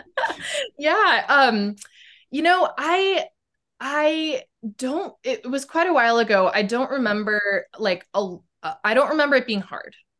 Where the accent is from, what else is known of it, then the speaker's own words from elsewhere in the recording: Boise, Idaho, United States; I am from Boise, Idaho, um, which is in the Pacific Northwest of the United States.